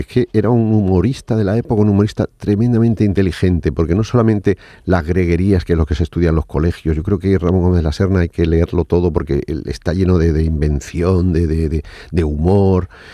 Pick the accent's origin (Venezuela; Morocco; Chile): Morocco; Casablanca, Casablanca-Settat; moved away as an adult; also born or lived in Seville, Spain; Yo cuando llegué de, Marruecos, de Casablanca, a la primera ciudad a la que fui, fui a Sevilla a estudiar Bellas Artes